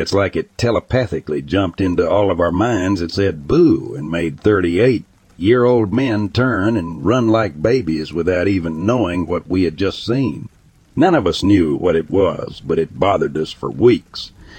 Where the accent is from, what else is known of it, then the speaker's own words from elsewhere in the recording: California, United States; I grew up surfing in Southern California.